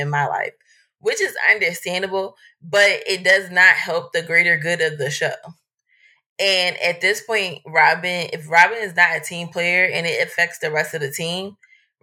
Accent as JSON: {"language": "English", "town": "Philadelphia", "region": "Pennsylvania", "country": "United States", "said": "Y'all know I'm from Philly. Actually, I live in the area that the book is set in now."}